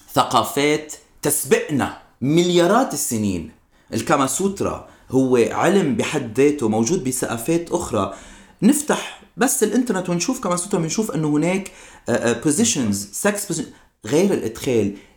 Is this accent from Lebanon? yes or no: yes; Lebanon; now in United States; إقامتي بالولايات المتحدة كوني مواطن أمريكي عربي لبناني أمريكي